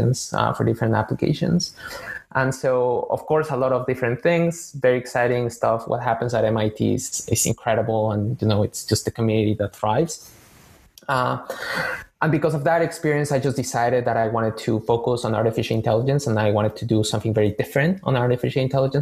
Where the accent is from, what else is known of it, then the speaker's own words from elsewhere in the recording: Mexico City, Mexico; moved away as an adult; now in Boston, United States; I'm originally from Mexico City, born and raised